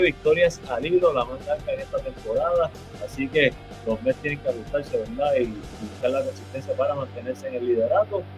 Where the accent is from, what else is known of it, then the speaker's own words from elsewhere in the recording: Puerto Rico; soy muy puertorriqueño